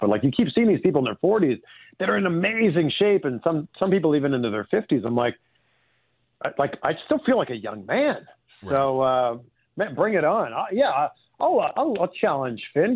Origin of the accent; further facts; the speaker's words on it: just outside of Toronto, Ontario, Canada; I grew up in Canada. I grew up just outside of Toronto